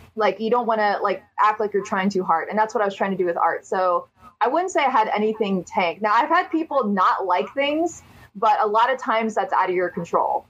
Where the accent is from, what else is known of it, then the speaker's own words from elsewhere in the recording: Ohio, United States; I'm from Ohio